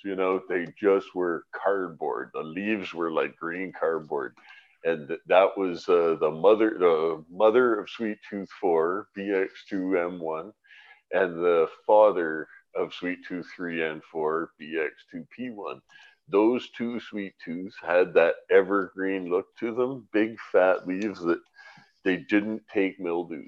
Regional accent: London, Ontario, Canada; also born or lived in Vancouver; now in British Columbia, Canada; I was from London, Ontario, and I grew in Medway Creek

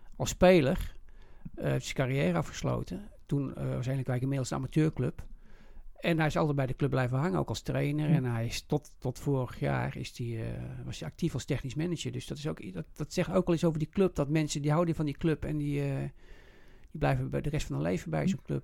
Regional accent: Utrecht, Netherlands; Ik ben een echte Zuilenees. ik ben geboren op getogen op Zuilen.

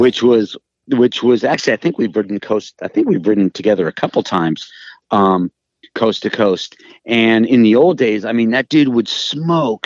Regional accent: Los Angeles, California, United States; I'm from Hollywood.

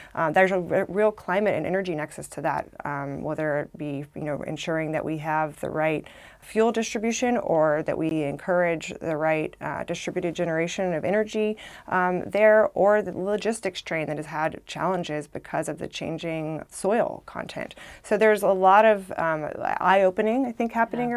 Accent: Arkansas, United States; moved away as an adult; now in Washington, D.C., United States; I came from Arkansas.

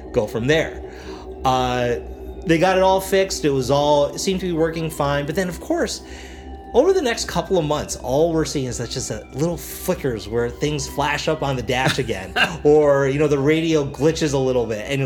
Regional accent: Mississauga, Ontario, Canada; moved away as an adult; now in United States; Mississauga, which is my hometown

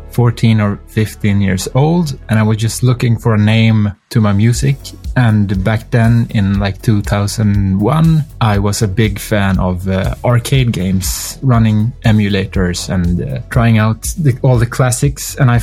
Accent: Sweden; accent: Swedish; that's just my Swedish accent.

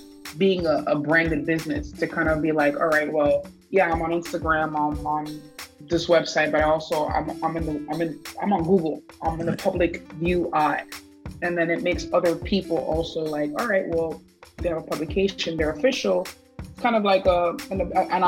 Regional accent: West New York, New Jersey, United States; also born or lived in Ridgefield Park, New Jersey; now in Hackensack, United States; I'm from Ritual Park, but I'm in Hackensack right now. But I'm from West New York

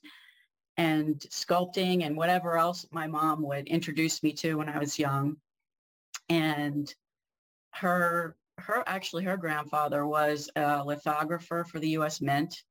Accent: Harford County, Maryland, United States; I grew up in Harford County

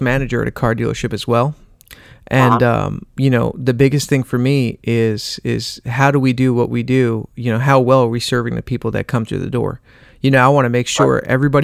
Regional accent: New Jersey, United States; I'm from Jersey

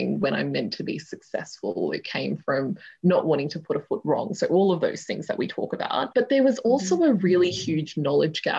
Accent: Melbourne, Victoria, Australia; also born or lived in India; we grew up in like very white areas of southeast Melbourne

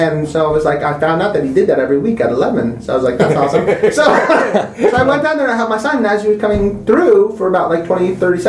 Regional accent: Victoria, Australia; in Victoria, my home state

